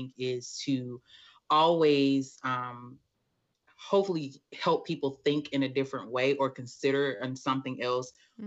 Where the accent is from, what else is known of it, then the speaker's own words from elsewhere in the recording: Atlanta, Georgia, United States; I've been born and raised in Atlanta, Georgia. So I'm a Southern girl through and through